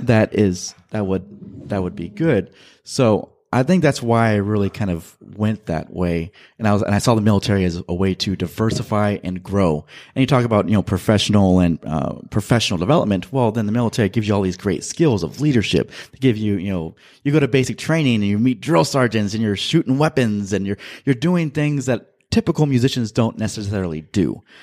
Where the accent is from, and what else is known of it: Central Valley, California, United States; born or raised there; also born or lived in Manteca, California / Modesto, California / Fresno, California